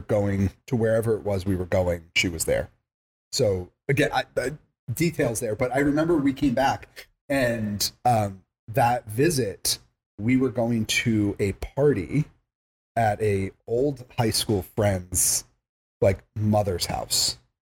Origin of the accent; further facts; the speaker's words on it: Long Island, New York, United States; moved away; also born or lived in Massachusetts; I grew up in Long Island.